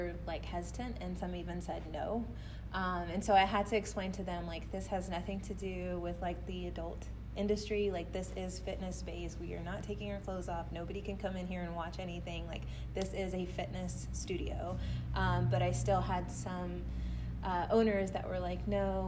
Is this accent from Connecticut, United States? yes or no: no; Fort Worth, Texas, United States; I'm from Fort Worth